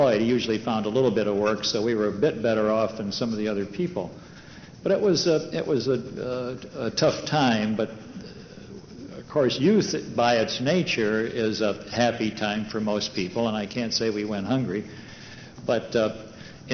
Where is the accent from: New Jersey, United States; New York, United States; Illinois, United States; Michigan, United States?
Michigan, United States; Detroit; I was born in Detroit, and in what today would be called a black and Polish ghetto